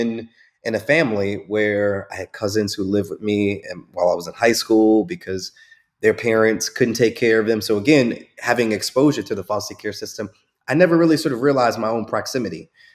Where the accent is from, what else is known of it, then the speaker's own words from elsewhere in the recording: Chicago, Illinois, United States; I grew up in Chicago